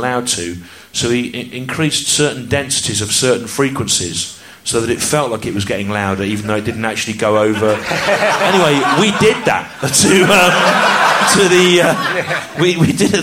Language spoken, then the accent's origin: English; the Midlands, England, United Kingdom; I grew up in the Midlands